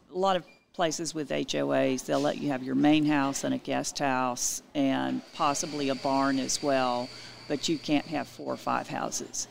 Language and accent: English; Utopia, Texas, United States; also born or lived in San Antonio / Dallas / Memphis, Tennessee; I grew up in Utopia. I left at 18 to go to college